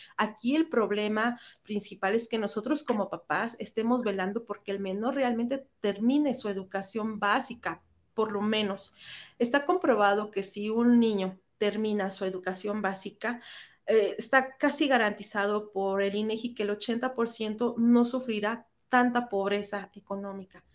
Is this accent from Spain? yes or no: no; Mexico